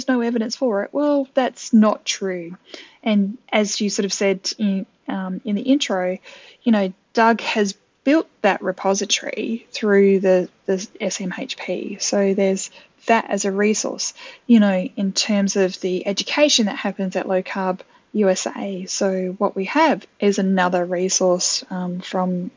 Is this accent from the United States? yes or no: no; Adelaide, South Australia, Australia; I actually typed in my hometown, Adelaide in South Australia